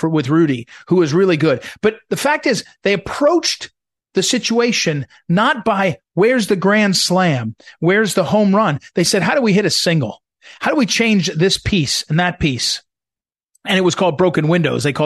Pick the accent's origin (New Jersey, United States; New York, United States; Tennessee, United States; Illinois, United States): New Jersey, United States; Jersey City; moved away as an adult; also born or lived in Seattle; I grew up in New Jersey, and much of my childhood is in Jersey City